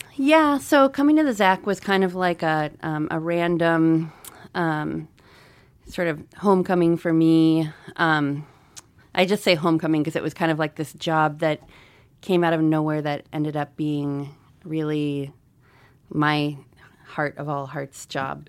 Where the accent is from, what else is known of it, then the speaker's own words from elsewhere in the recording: Missoula, Montana, United States; also born or lived in Albuquerque, New Mexico / Troy, Montana; I'm from Missoula. I wasn't born here.